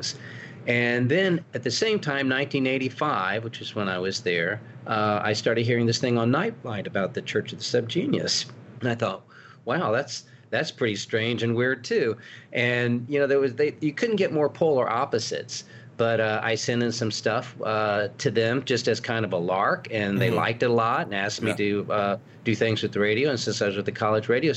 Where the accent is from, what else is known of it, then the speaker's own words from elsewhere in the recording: Tallahassee, Florida, United States; moved away as an adult; also born or lived in Auburn, Alabama; my father was a music dean at FSU, which was right there in my hometown